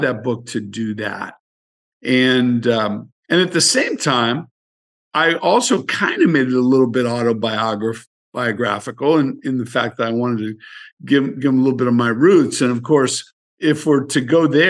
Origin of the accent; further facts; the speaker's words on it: San Francisco, California, United States; born and raised in San Francisco